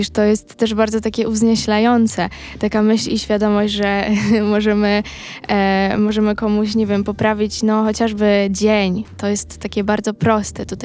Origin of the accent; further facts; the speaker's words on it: Milanówek, Masovian Voivodeship, Poland; a ja z tak. Milanówka